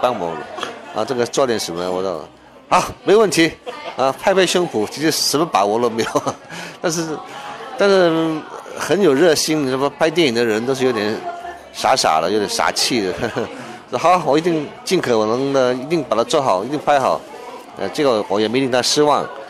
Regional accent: China; 占卦这种事情呢，原来是我们中国人的传统啊。

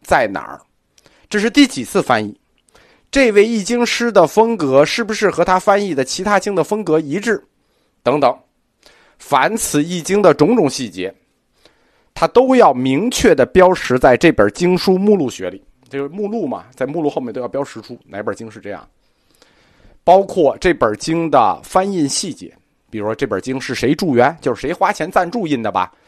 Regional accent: China; 我们中国人

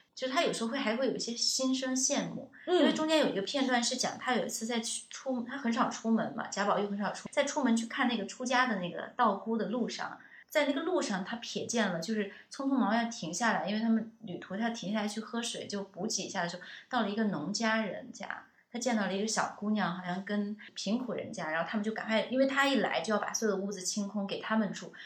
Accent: China; 我们中国人

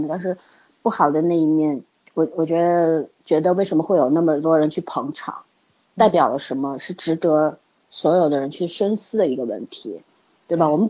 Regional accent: China; 首先，我们中国人实在是太多了，对吧？

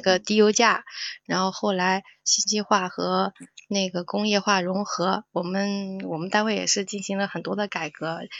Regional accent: Sichuan, China; now in Shandong, China; 我是四川人，但是我现在生活在山东，我干的嗯。是汤姆老师的老本行

